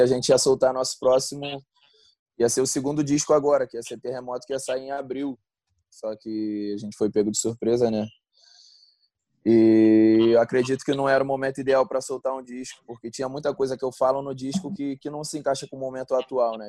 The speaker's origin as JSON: {"language": "Portuguese", "region": "Rio de Janeiro", "country": "Brazil", "moved": "yes", "said": "eu sou de Realengo, né? Zona Oeste do Rio, e, pô, acostumado com essa coisa de todo mundo se falar, morar perto, viver na rua"}